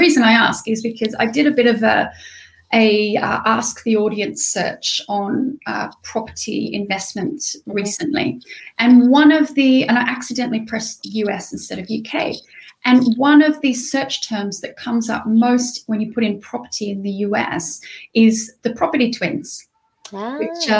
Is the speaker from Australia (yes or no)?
yes; Australia; accent: Australian; because I'm Australian, so I have an Australian neutral accent